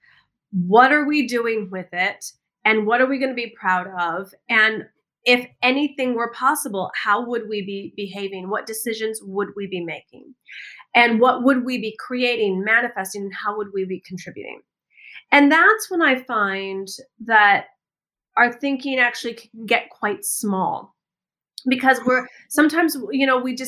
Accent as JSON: {"language": "English", "region": "Michigan", "country": "United States", "tie": "born or raised there", "also_born_or_lived": "California / Washington", "moved": "as an adult", "said": "I grew up in the Midwest in the United States, in Michigan."}